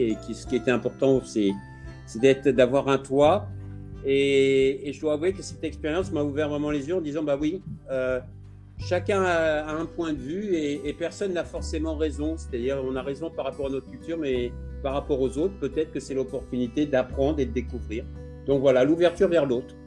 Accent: Fontainebleau, Île-de-France, France; moved away as an adult; also born or lived in Bora Bora / Maldives / Indonesia / Thailand; je viens de Fontainebleau. J'ai eu une enfance et une éducation très proche de la nature

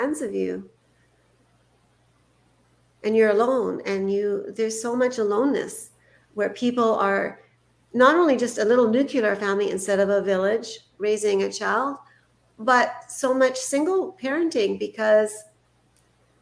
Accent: Canada; I was born in Canada

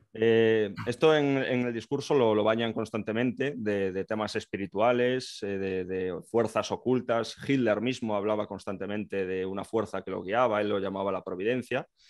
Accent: Galicia, Spain; moved away; yo soy gallego, actualmente estoy en el ejército

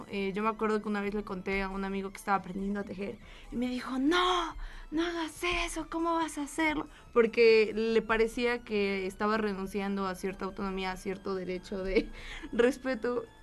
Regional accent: Mexico; no soy solamente mujer, soy mujer mexicana

